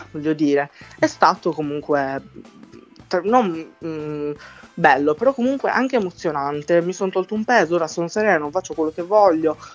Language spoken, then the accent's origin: Italian; Sardinia, Italy; accent: Sardinian; il mio accento, se, se parlo con i sardi, dicono che non sono sardo, ok? Perché Guarda, l'accento sardo è ancora più marcato, molto di più del mio